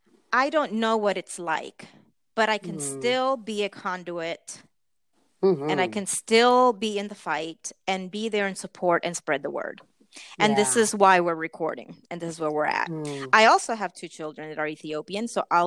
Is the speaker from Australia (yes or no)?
no; Puerto Rico; also born or lived in United States; And so from the time I was 10 years old until 20, I lived in Puerto Rico. So basically my formative years.